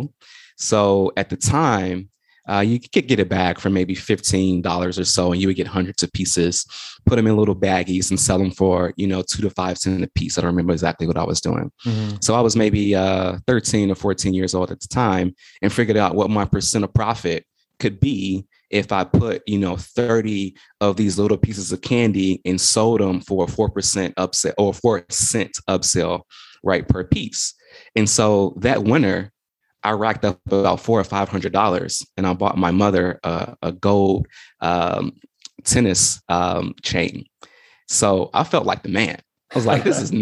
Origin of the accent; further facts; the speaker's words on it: Chicago, Illinois, United States; I'm from Chicago, South Side, for anybody who's out there listening, representing the South Side of Chicago.